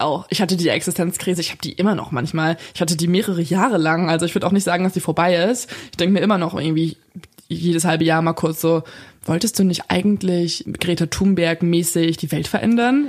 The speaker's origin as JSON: {"language": "German", "town": "Lippstadt", "region": "North Rhine-Westphalia", "country": "Germany", "said": "bei uns in Lippstadt"}